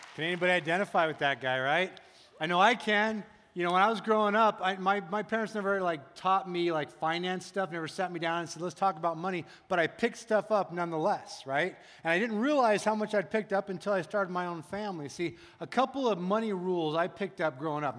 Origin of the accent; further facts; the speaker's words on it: United States; as American people